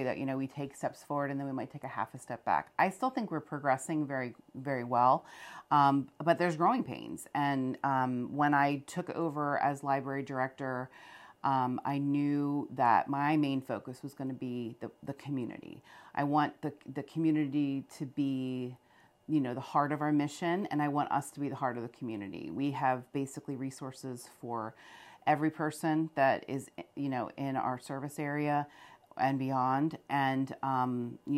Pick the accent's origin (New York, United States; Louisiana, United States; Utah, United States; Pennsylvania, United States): Pennsylvania, United States; Macungie; moved away as an adult; also born or lived in Pottstown, Pennsylvania; now in Upper Pottsgrove, United States; I didn't grow up here. I grew up in Macungie